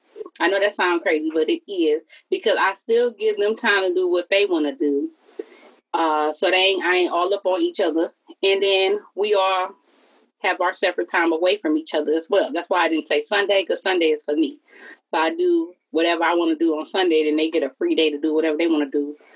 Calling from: United States; I'm calling from Livingston County.

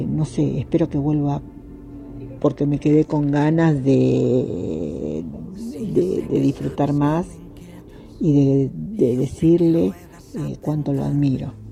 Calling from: Argentina; de Argentina

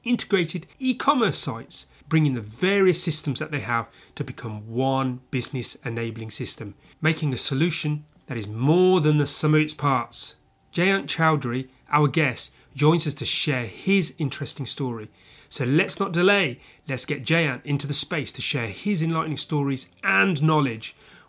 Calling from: London, United Kingdom

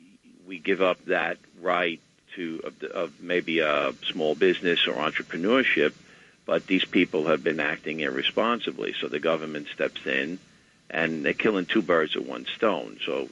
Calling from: Riverdale, New York, United States; Hi, I'm calling from Riverdale.

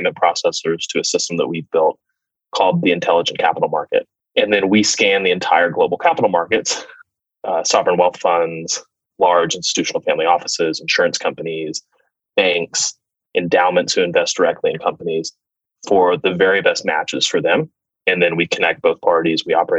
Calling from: San Francisco, California, United States; Oh, I'm in San Francisco today, spending much time with my executive team.

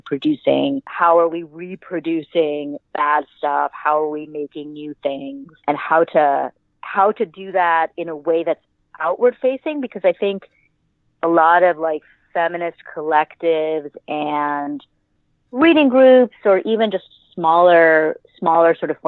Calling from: New York City, New York, United States; I am calling from my living room / sewing studio here in very not sunny New York City.

